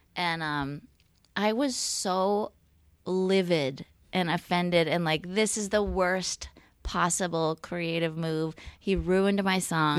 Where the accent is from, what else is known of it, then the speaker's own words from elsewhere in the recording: California, United States; now in Portland, United States; I'm from California